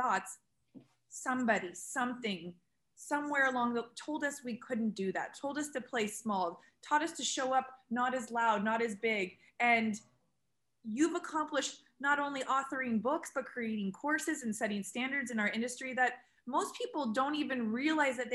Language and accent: English; San Diego, California, United States; I grew up in San Diego